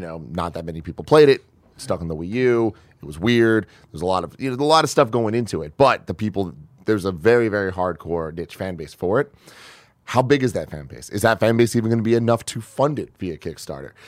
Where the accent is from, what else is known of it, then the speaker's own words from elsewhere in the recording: San Francisco, California, United States; I'm from San Francisco